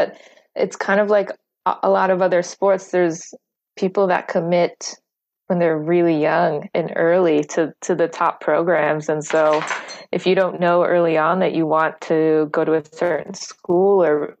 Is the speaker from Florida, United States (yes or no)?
yes; Florida, United States; wasn't one of those like young kids growing up in Florida that plays golf all the time